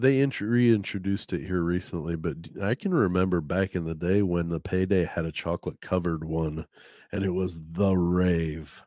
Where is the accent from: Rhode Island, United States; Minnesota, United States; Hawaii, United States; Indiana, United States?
Indiana, United States; now in Ohio, United States; I'm from Indiana.